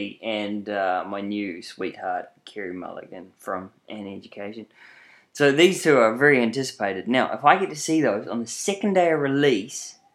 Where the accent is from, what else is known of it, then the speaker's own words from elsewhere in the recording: New Plymouth, Taranaki, New Zealand; now in Auckland, New Zealand; I'm from New Plymouth